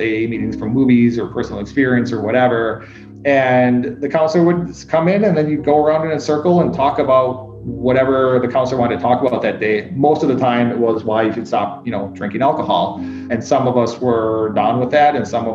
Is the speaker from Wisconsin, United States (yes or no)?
yes; Wisconsin, United States; also born or lived in Czech Republic / Turkey / Vietnam / China; now in Indianapolis, United States; Before I came to Indianapolis, I was in Chicago, and then I'm originally from Wisconsin